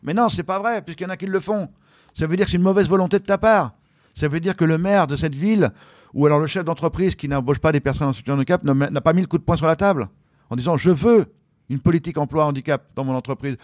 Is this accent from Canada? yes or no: no; France; J'arrive de France